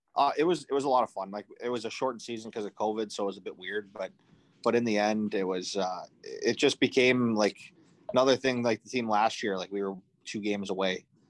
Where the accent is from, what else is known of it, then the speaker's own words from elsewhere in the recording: Macomb Township, Michigan, United States; I grew up in Macomb